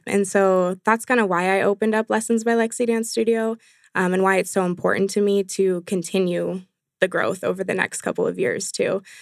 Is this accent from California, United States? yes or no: yes; San Jose, California, United States; moved away; I'm actually from San Jose, California originally